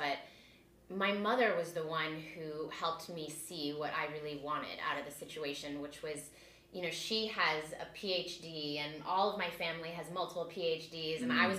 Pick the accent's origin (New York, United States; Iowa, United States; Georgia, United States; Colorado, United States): Colorado, United States; Boulder; I'm from Boulder, Colorado. Which is, it's a bigger town now, but when I grew up, it was a pretty small town, and it had a lot of small town vibes and sometimes small town thinking.